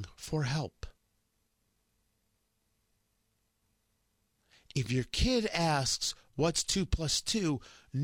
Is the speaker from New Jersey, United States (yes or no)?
yes; New Jersey, United States; I grew up in New Jersey and went to high school in New Jersey